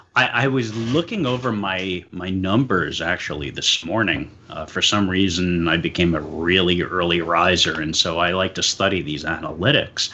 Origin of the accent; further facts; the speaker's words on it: New York City, New York, United States; moved away as an adult; now in Pennsylvania, United States; I was born and raised in New York City